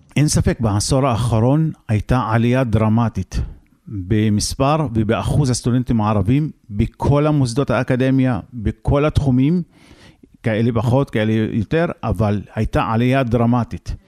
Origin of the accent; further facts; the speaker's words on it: Israel; גם אנחנו אין לנו ארץ אחרת פה, ערבים בישראל